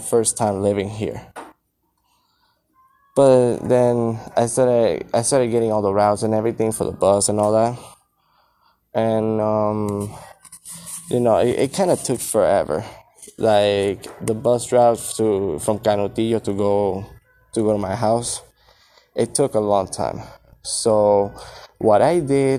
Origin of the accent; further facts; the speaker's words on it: Puerto Rico; also born or lived in Florida; now in El Paso, United States; I was born in Puerto Rico